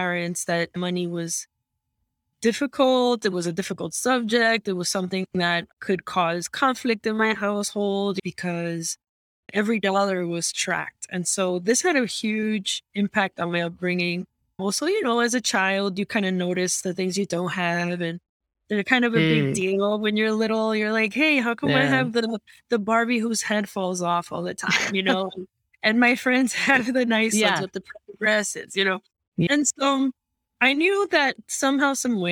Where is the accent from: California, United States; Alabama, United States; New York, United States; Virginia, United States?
New York, United States; New York City; moved away as an adult; now in Miami, United States; I'm originally from New York. I was born and raised in Queens, New York